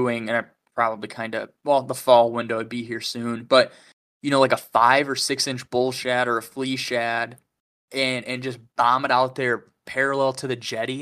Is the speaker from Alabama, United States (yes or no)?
yes; Gulf Shores, Alabama, United States; moved away; also born or lived in Pensacola, Florida; I grew up in Alabama for like 8 years